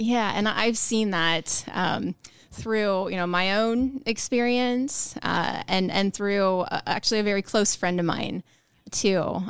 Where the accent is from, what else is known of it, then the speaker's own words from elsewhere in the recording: Ralston, Nebraska, United States; I'm from Omaha area, Ralston, more specifically.